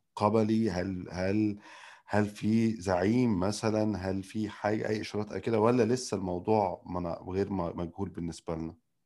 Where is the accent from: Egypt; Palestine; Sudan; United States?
Egypt; Nile Delta; كدلتاوي اصيل